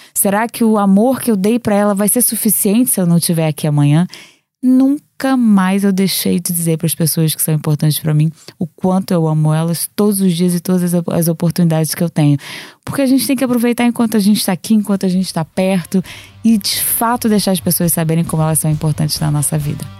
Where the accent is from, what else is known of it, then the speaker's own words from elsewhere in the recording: Rio de Janeiro, Brazil; now in Lisbon, Portugal; eu venho do Rio de Janeiro